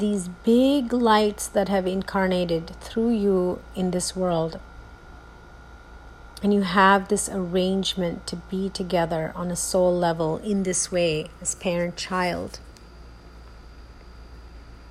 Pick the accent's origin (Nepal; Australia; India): India; moved away; how I was raised in India, the values that were instilled in me, the limitations of how I was parented in India